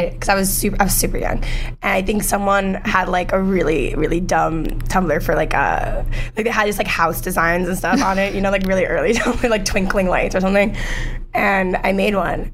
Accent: New York City, New York, United States; also born or lived in Manhattan, New York / New Jersey; i was born in new york here where we are in manhattan i'm actually live a block away from the hospital i was born at now i moved to spanish harlem and i moved to queens for a bit and i lived there for like most of my childhood

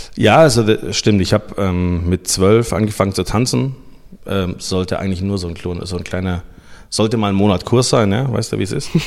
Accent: Nuremberg, Bavaria, Germany; also born or lived in Sibiu, Romania; ich bin geboren in Rumänien, ähm, in Hermannstadt. Und wir sind dann ausgewandert 1987 ähm, mit meiner Familie nach Deutschland, nach Nürnberg damals

